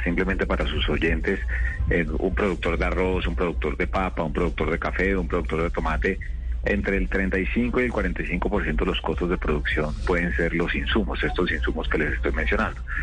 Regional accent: Bogotá, Colombia; Yo soy de Bogotá con espíritu bayuno

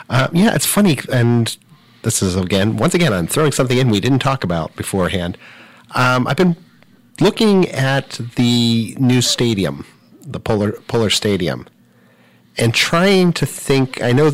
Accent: Southern California, United States; moved away as an adult; now in Worcester, United States; I'm from Southern California originally, and I've not yet gotten over the shock, even though I've been here for 15 years

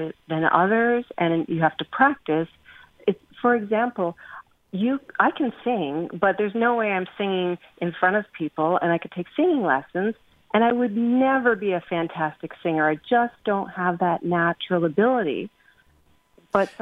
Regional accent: England, United Kingdom; I'm English

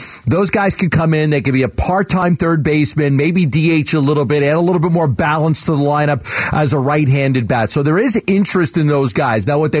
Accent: San Francisco, California, United States; I'm from San Francisco. I'm making that call.

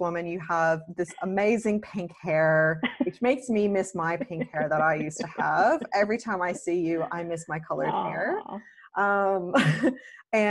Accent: Canada; now in Australia; I'm Canadian living in Australia

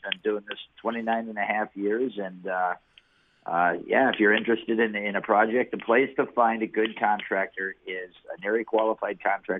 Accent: West Bend, Wisconsin, United States; born or raised there; also born or lived in Baraboo, Wisconsin

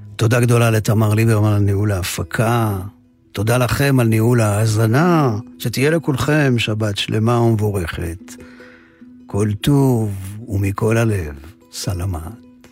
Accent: Ramat Gan, Tel Aviv District, Israel; also born or lived in Jerusalem / Givatayim / Kibbutz Nir Eliyahu; הדירה הקטנה של הוריי, קומת קרקע, שכונת הג'ורה, רמת יצחק, רמת גן. מכאן יצאתי למסעותיי הקולנועיים הראשוניים

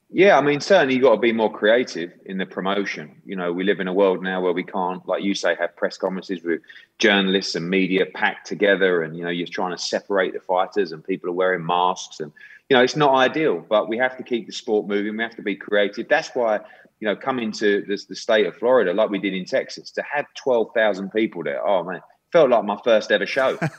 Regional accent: United Kingdom; as a Brit and, and someone that works in boxing

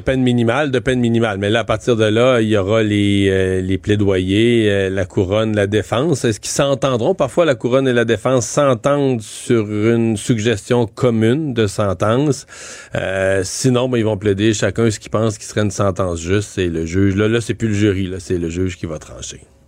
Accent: Rivière-du-Loup, Quebec, Canada; moi je suis de Rivière-du-Loup

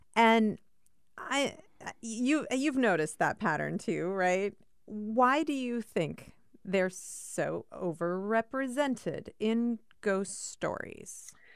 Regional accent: Cedar Falls, Iowa, United States; moved away; I grew up in Cedar Falls, Iowa

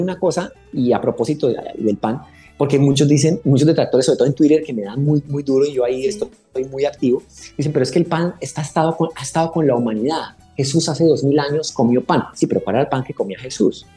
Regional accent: Colombia; como ah, latinos, como colombianos

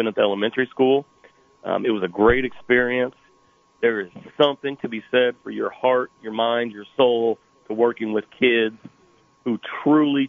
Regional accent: Clinton, Illinois, United States; moved away as an adult; now in Decatur, United States; Born and raised in Clinton.

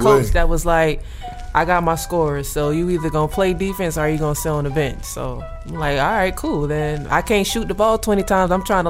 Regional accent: Wilmington, North Carolina, United States; moved away as an adult; now in Las Vegas, United States; I grew up in Wilmington

